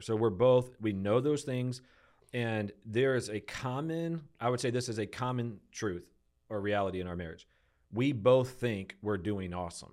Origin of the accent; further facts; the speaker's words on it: Detroit, Michigan, United States; moved away; I grew up on such flat, Detroit